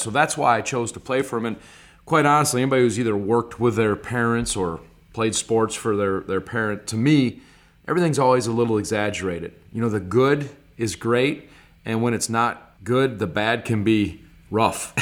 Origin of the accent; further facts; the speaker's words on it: Stevens Point, Wisconsin, United States; also born or lived in Clintonville, Wisconsin / Green Bay, Wisconsin; the majority of my life was in Stevens Point, Wisconsin from first to ninth grade, and then we moved to Green Bay, Wisconsin, and then I was a high school and college player there